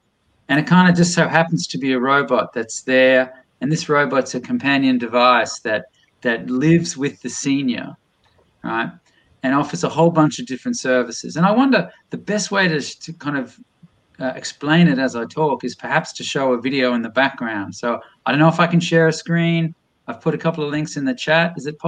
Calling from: Boston, Massachusetts, United States; So this was an invention from France, although I'm ringing in from Boston, MA right now.

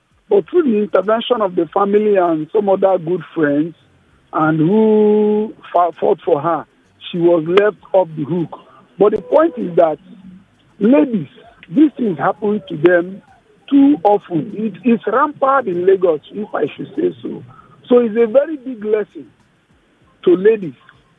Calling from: Indonesia

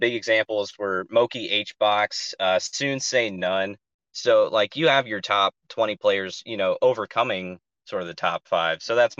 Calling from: Ohio, United States; I'm actually calling from Ohio.

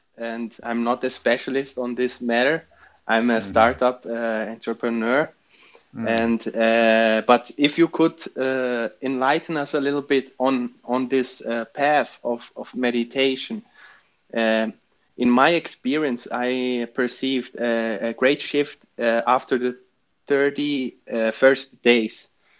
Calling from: Brazil; I'm talking from Brazil, and I am a meditator for more than 1 year now.

